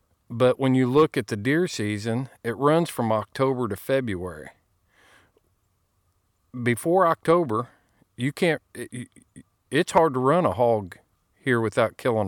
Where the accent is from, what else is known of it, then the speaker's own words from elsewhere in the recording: Indiana, United States; when I was a kid growing up in Indiana, nobody cared if I was hunting.